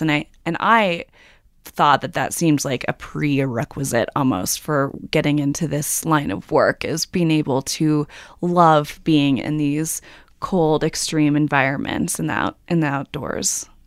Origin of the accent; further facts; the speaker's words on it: New York, United States; I'm a New Yorker